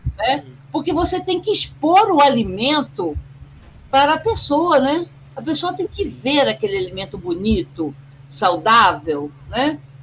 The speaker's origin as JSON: {"language": "Portuguese", "region": "Rio de Janeiro", "country": "Brazil", "tie": "born or raised there", "said": "sou nascida e criada no Rio de Janeiro"}